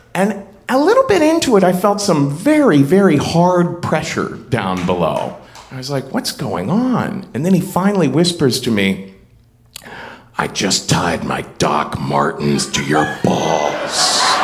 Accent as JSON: {"language": "English", "region": "Ohio", "country": "United States", "said": "I'm from Ohio."}